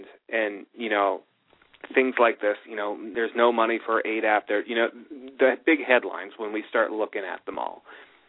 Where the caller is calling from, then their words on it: New York, United States; Hey, it's … from New York.